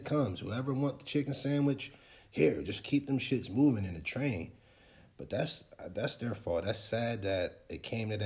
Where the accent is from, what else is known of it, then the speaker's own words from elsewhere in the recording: Trenton, New Jersey, United States; I'm from Trenton.